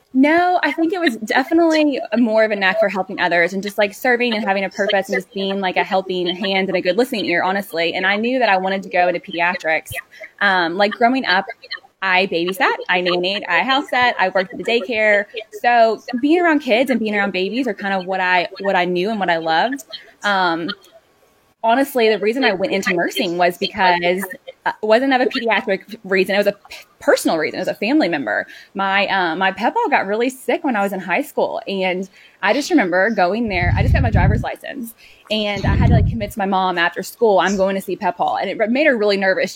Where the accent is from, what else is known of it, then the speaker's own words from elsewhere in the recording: Louisville, Kentucky, United States; I was born and raised in Louisville.